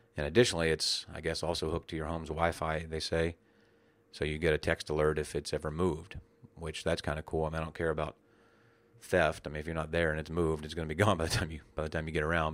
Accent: West Virginia, United States; when I was a child growing up in West Virginia

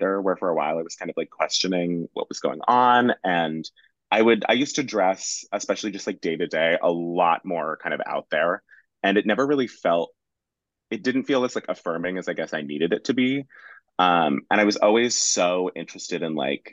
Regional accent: Bay Area, California, United States; moved away as an adult; now in Brooklyn, United States; I'm originally from the Bay Area. I moved out here

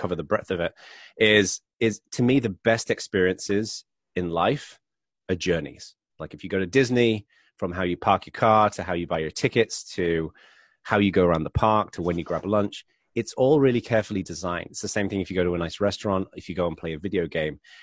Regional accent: England, United Kingdom; accent: English; moved away as an adult; now in United States; I'm originally from England, but I've been living in America for about twelve years

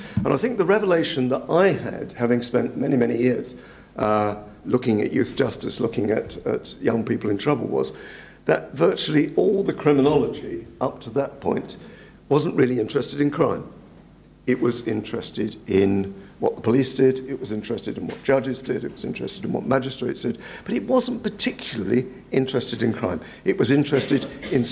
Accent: Waltham Forest, London, United Kingdom; moved away; I come from Waltham Forest, in fact. I come from Waltham, so I was born there. I grew up there.

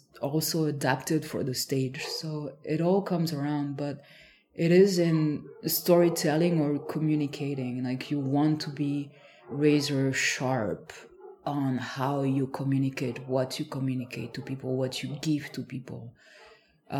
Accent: France; moved away; I'm from a small village

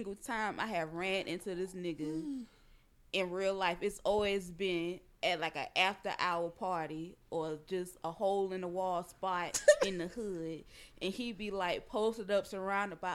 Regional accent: the South, United States; accent: country; I am from the South

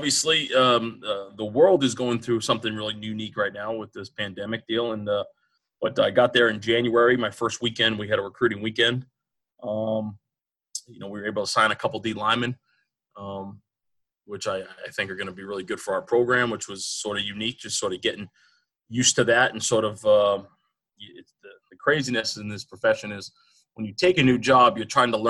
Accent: Norton, Massachusetts, United States; also born or lived in New Jersey; I'm from Norton, Massachusetts. I was born in New Jersey, moved around a lot. Dad was in the Army. Ended up going to high school at Norton High School.

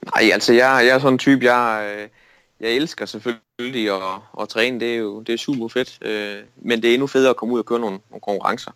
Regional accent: Denmark; et slagteri i min hjemby, Storlim, der hedder Dane Pork

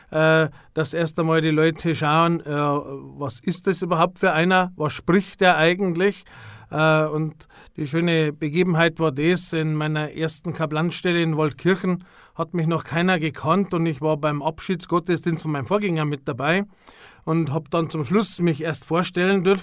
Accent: Altötting, Bavaria, Germany; natürlich als gebürtiger Altöttinger lernst du erst einmal alles, was so rund um die Wallfahrt ist und das ganze Wallfahrtsgeschehen automatisch kennen.

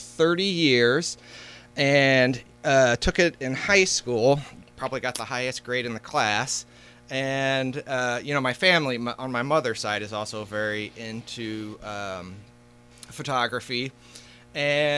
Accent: Carbondale, Illinois, United States; I am a Southern Illinois native, born and raised in Carbondale

